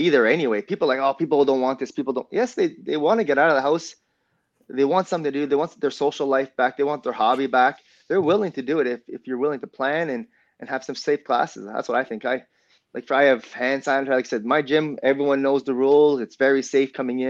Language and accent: English; Ontario, Canada; We're from Ontario